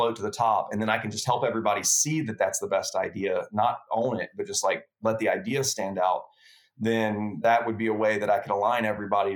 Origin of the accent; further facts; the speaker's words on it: Lake Charles, Louisiana, United States; moved away as an adult; also born or lived in Baton Rouge, Louisiana; I moved back home from Baton Rouge, where I went to LSU, went back to Lake Charles, Louisiana, lived with my family there for a year